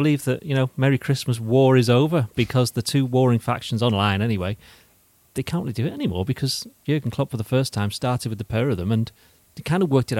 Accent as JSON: {"language": "English", "town": "St Helens", "region": "North West England", "country": "United Kingdom", "said": "I'm from St. Helens"}